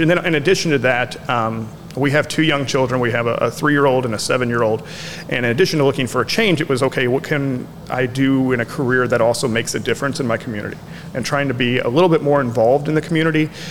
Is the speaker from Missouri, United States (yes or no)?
yes; Festus, Missouri, United States; now in Marion, United States; grew up in a, a, smaller town called Festus, Missouri